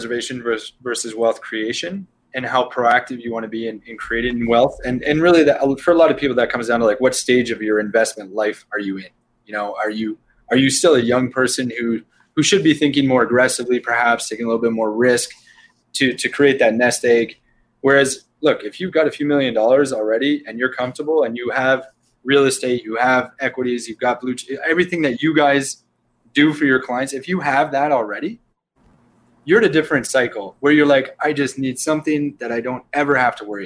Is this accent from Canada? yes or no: yes; Canada; we're all Canadian backgrounds here